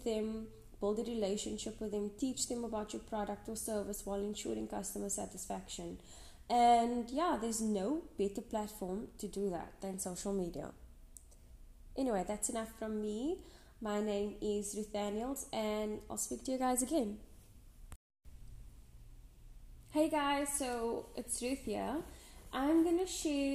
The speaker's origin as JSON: {"language": "English", "region": "Western Cape", "country": "South Africa", "said": "I'm from the Western Cape, South Africa"}